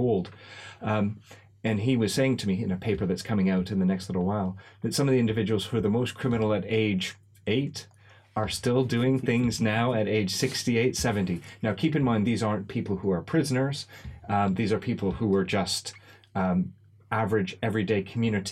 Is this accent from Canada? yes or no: yes; Canada; now in United Kingdom; I grew up in Canada where we ate all of this food